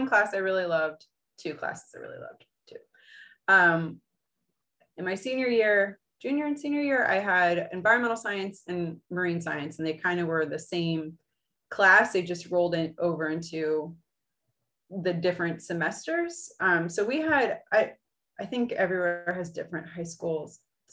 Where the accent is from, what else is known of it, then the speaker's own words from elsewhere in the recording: East Coast of Florida, United States; I grew up on the East Coast of Florida.